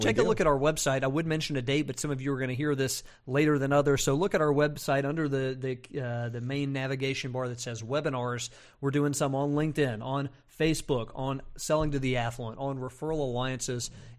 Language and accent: English; Burlington, North Carolina, United States; I can say that. I'm from North Carolina.